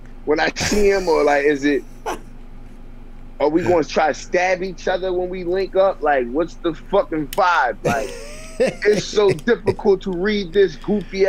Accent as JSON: {"language": "English", "area": "near Philadelphia", "region": "Pennsylvania", "country": "United States", "said": "I'm not from Philly. I'm not far from Philly. And my whole family, I grew up playing both sides. My dad's side, my dad lived in North, my aunt in the West."}